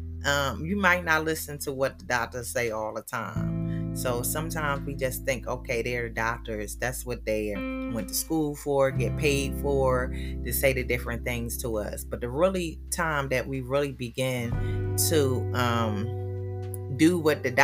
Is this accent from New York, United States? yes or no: no; Philadelphia, Pennsylvania, United States; moved away; I was born and raised in Philadelphia